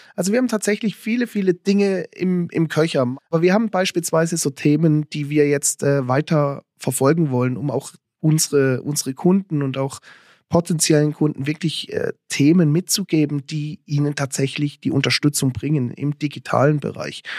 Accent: Lörrach / Weil am Rhein area, Baden-Württemberg, Germany; now in Switzerland; ich komme aus der Ecke von Lörrachweil am Rhein

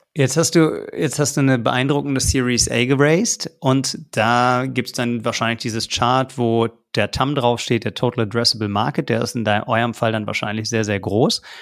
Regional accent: Berlin, Germany; Ich bin gebürtiger Berliner

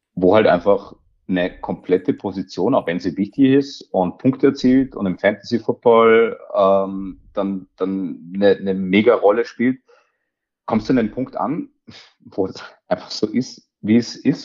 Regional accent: Austria; mich als gebürtigen Österreicher

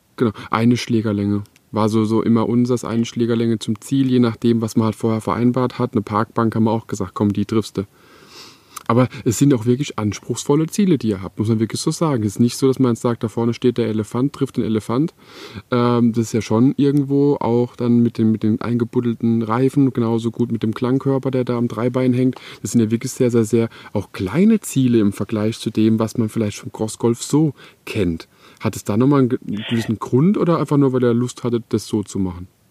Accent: Electoral Palatinate, Baden-Württemberg, Germany; in der Umgebung, wo ich, wo ich eben wohne und auch aufgewachsen bin in der Kurpfalz

